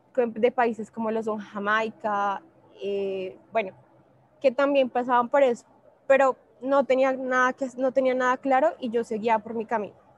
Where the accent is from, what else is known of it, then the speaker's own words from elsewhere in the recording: Bogotá, Colombia; En este momento estoy en Medellín, yo soy de Bogotá